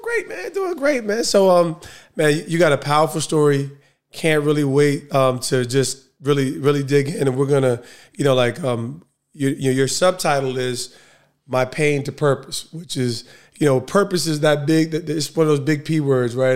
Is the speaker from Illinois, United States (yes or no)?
no; Essex County, New Jersey, United States; I'm Essex County, though. I'm Essex County